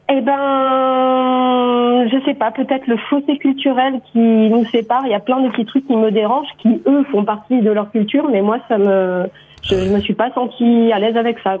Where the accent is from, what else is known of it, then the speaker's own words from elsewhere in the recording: France; moved away as an adult; now in Australia; je me sens plus complètement, complètement française. Je sens bien que c'est, une partie de, c'est mes racines